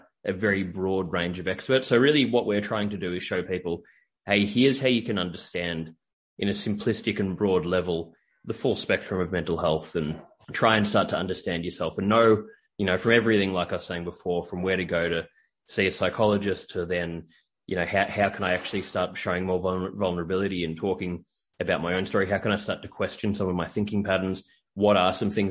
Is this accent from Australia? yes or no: yes; Australia; moved away as an adult; now in United States; I'm from Australia and I'm living in the US at the moment